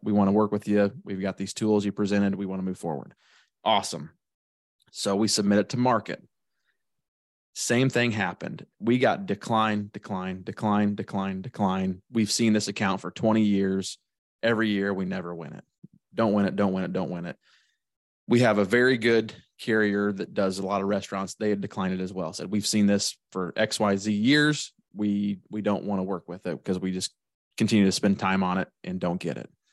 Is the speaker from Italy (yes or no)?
no; Shelbyville, Illinois, United States; I'm from Shelbyville, Illinois